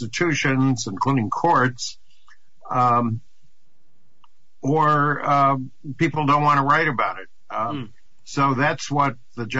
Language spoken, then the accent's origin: English; New York City, New York, United States; moved away; also born or lived in Washington; growing up in New York City